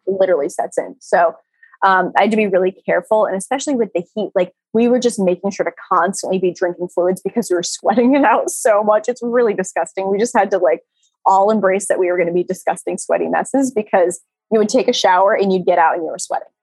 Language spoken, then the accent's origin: English; Rhode Island, United States; I'm from Rhode Island